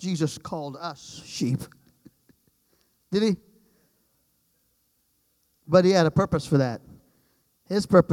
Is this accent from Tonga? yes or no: no; Trinidad & Tobago; moved away; I'm from the islands. I grew up in Trinidad, 35 miles long is the island